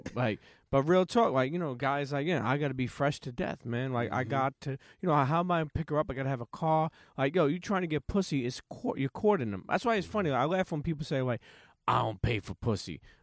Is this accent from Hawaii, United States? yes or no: no; New York City, New York, United States; I grew up in Coney Island.